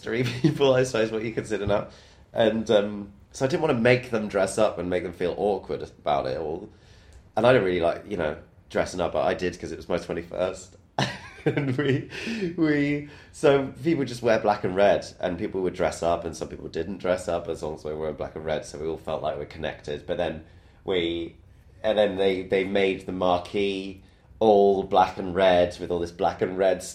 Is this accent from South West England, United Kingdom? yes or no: yes; Bristol, South West England, United Kingdom; moved away